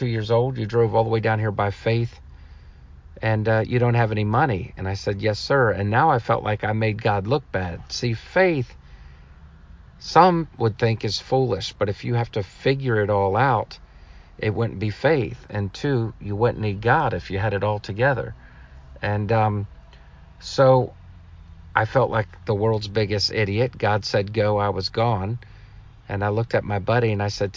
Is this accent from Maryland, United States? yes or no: yes; Maryland, United States; I'm in my hometown of Maryland today